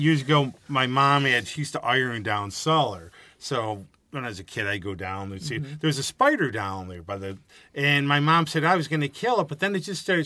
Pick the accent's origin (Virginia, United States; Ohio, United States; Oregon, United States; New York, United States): New York, United States; Rochester area; I grew up here